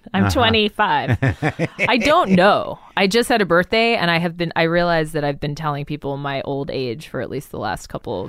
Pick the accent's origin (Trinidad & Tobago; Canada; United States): United States; Albuquerque, New Mexico; moved away as an adult; also born or lived in New York City; I'm from New Mexico.